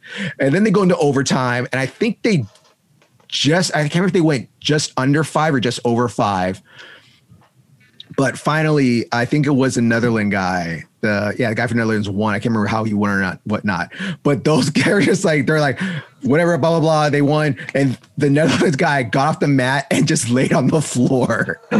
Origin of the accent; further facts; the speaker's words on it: Hollywood, California, United States; Like I'm from Hollywood.